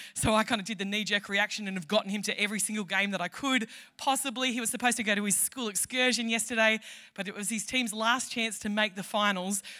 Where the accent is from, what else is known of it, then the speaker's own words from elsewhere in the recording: Tamworth, New South Wales, Australia; I am from Tamworth.